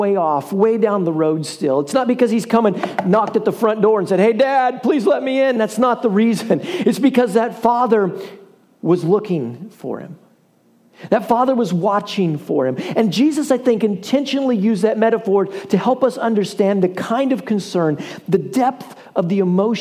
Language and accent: English; the middle of Iowa, United States; now in Crowley, United States; When I was a kid, guys, we grew up in the middle of Iowa